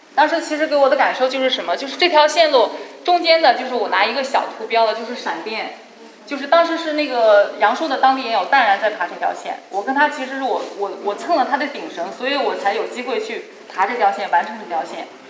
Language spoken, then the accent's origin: Chinese; Xinjiang, China; now in Beijing, China; 我从小是在新疆生活长大的